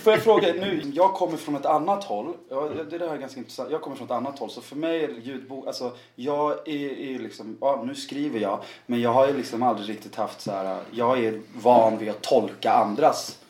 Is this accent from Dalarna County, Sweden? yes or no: no; Värmland, Sweden; jag är halvsvensk och född i Värmland